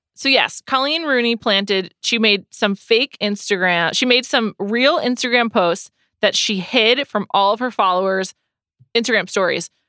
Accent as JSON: {"language": "English", "country": "United States", "said": "I'm an American"}